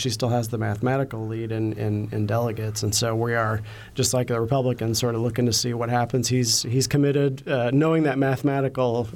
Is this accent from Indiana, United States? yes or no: yes; Martinsville, Indiana, United States; I grew up in Martinsville